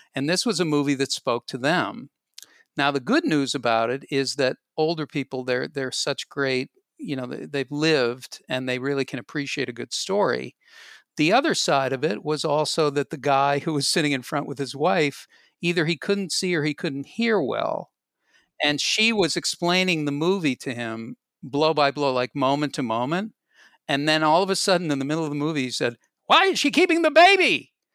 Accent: Boston, Massachusetts, United States; I grew up in Boston, and Boston local radio was incredibly good.

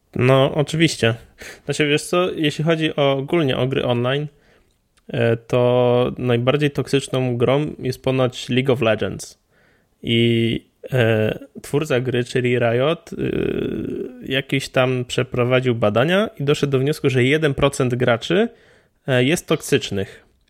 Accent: Poland; ja tam mam wpisane, że jestem z Polski

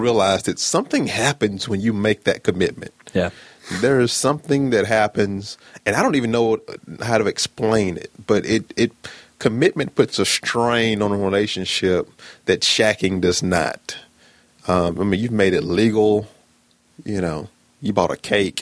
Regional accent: Birmingham, Alabama, United States; I am from Birmingham, Alabama, born and raised

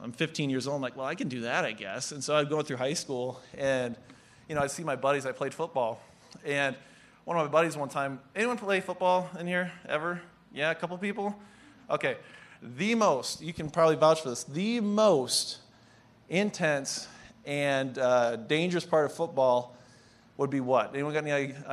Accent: Pine County, Minnesota, United States; I'm from a town of about 2,800 people, including the prison inmates, so not too big. That's the context of where I come from, Pine County

